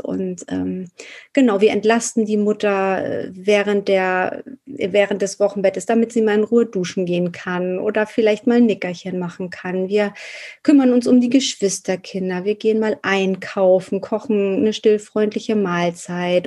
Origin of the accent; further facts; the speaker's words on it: Hamburg, Germany; Ich komme aus Hamburg